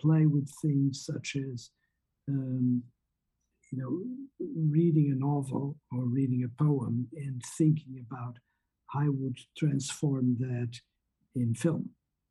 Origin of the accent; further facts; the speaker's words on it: Portugal; moved away as an adult; I was born in Portugal, and what you have high school in Portugal is a very different thing